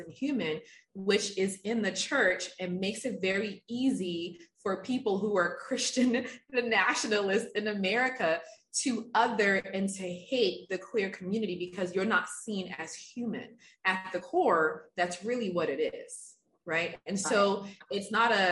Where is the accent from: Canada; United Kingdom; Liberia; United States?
Liberia; moved away; I'm originally from Africa. I'm from Liberia, West Africa